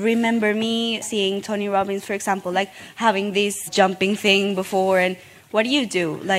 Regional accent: Colombia; I come from Colombia

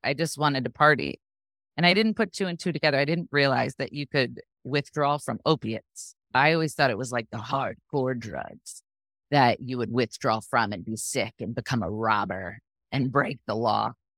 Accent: Sarasota, Florida, United States; also born or lived in New Jersey; I was born in New Jersey, but I moved to Sarasota when I was really young, so I consider myself from here. That's where I am still, here in Sarasota.

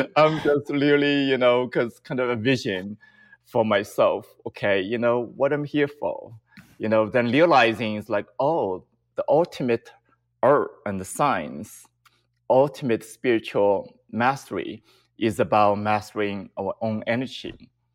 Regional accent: China; moved away; I grew up in China

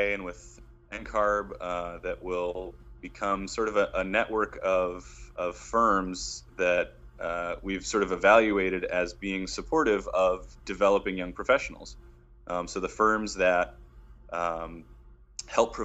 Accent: Detroit, Michigan, United States; moved away as an adult; my hometown of Detroit.

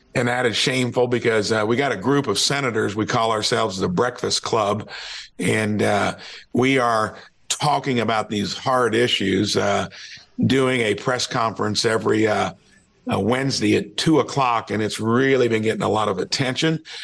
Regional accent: Jasper, Indiana, United States; from Jasper, Indiana

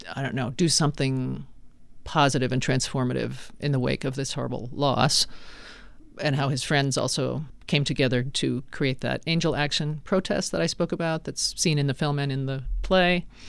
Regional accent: Laramie, Wyoming, United States; now in Arizona, United States; my old English professor in my hometown at the University of Wyoming

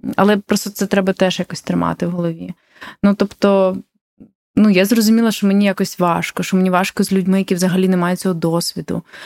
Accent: Ukraine; я з України

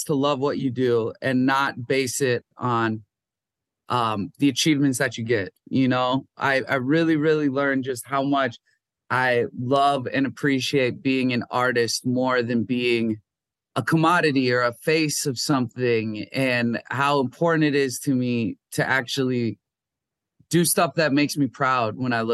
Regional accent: Minnesota, United States; moved away; I'm from Minnesota

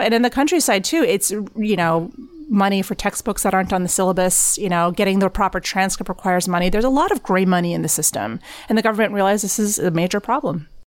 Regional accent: Texas, United States; I grew up in Tex-, at a Texas high school

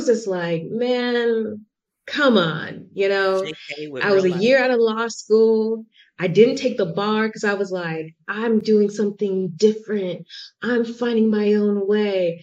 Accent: Atlanta, Georgia, United States; moved away as an adult; now in Spain; I'm originally from Atlanta. I currently live in Spain

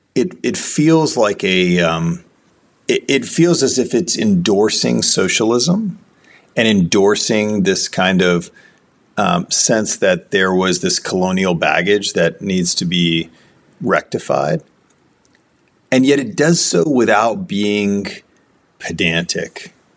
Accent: United States; I'm I'm American

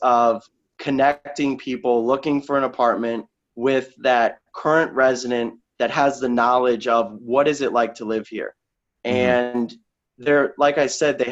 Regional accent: Sarasota, Florida, United States; moved away as an adult; also born or lived in Naperville, Illinois; now in Chicago, United States; I'm originally from Sarasota, Florida

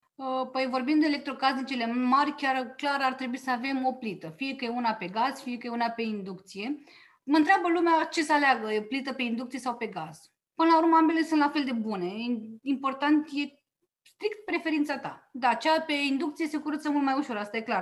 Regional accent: Oltenia, Romania; eu am crescut în Oltenia la bunica maternă

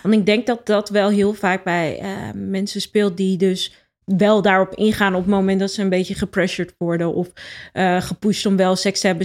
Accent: Rotterdam, South Holland, Netherlands; ik ben opgegroeid in Rotterdam. Eh, op Zuid.

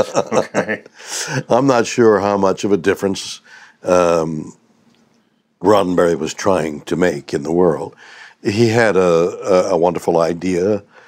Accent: Montreal, Quebec, Canada; moved away as an adult; now in United States; I was born in Montreal

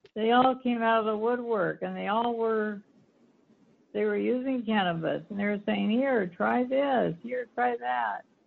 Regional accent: Seattle, Washington, United States; also born or lived in Los Angeles, California / Orange County, California / Bellevue, Washington / Port Angeles, Washington; I grew up in Seattle, raised my children in Basel, and moved out to Port Angeles.

